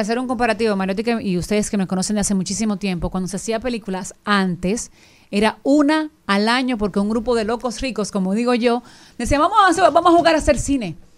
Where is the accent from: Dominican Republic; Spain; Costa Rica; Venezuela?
Dominican Republic; accent: Dominican; nosotros como dominicanos